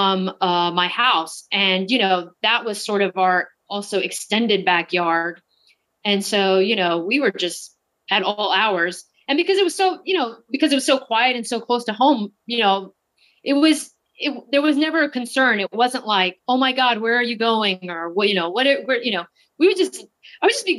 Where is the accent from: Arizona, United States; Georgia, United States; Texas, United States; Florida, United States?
Texas, United States; moved away as an adult; now in New York City, United States; I grew up in Texas